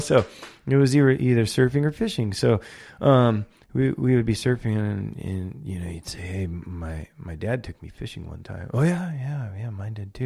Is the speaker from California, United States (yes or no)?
yes; Port Hueneme, California, United States; I grew up in Ventura County, I grew up on, in a beach community called Port Wayneeme.